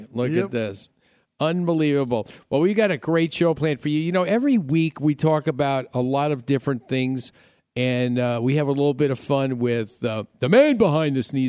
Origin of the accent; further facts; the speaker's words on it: New York, United States; moved away as an adult; also born or lived in Chicago; when I lived in Chicago, I said, you know, I grew up in New York and everything in New York was big.